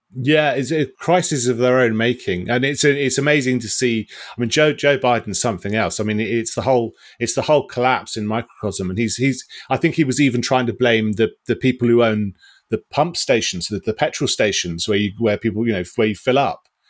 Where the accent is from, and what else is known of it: United Kingdom